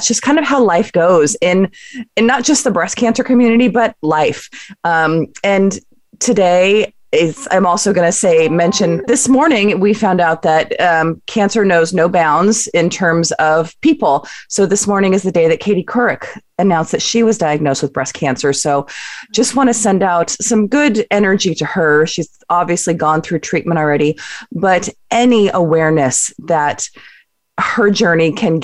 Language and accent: English; Southern California, United States; moved away; I grew up in the Southern California area